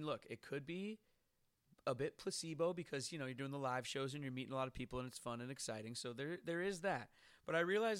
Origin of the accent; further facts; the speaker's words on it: Seattle, Washington, United States; moved away; it's rainy in my hometown of Seattle